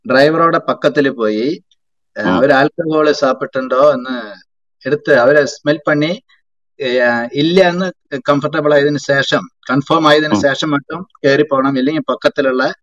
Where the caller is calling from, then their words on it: Kerala, India; Tamil is a second language; கேரளா இருந்து பேசுறேன் சார்